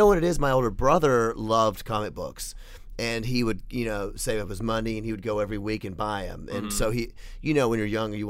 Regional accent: Memphis, Tennessee, United States; I'm from Memphis

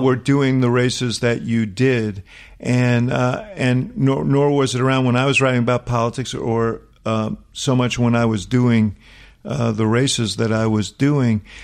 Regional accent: New York City, New York, United States; Stuyvesant Town where I grew up in New York

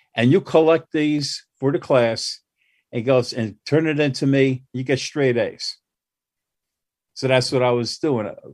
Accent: Newark, New Jersey, United States; I grew up in Newark

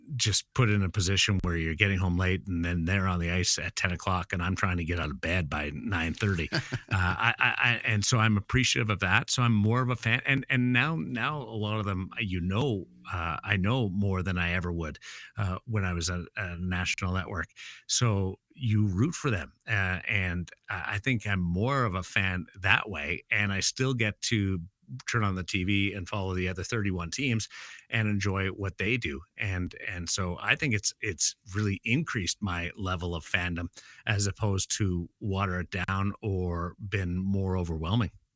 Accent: Brandon, Manitoba, Canada; now in Las Vegas, United States; I'm from Brandon

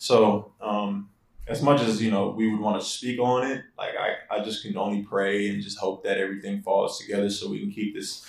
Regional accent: New Orleans, Louisiana, United States; moved away; also born or lived in Houston, United States / Las Vegas, United States; Like I'm from New Orleans, Louisiana, and then I moved to Houston, Texas in 2005. Then my senior year in high school, I moved to Vegas.

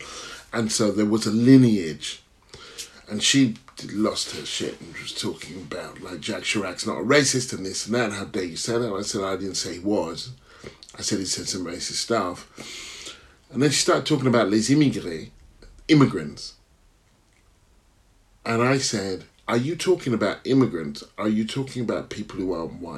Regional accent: Stevenage, East of England, United Kingdom; also born or lived in Hitchin; Stevenage. Where were you born? Hitchin

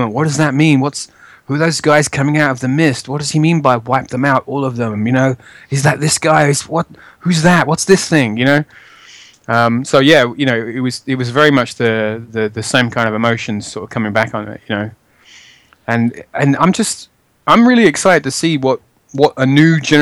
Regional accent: London, United Kingdom; I'm from Edmonton in North London.

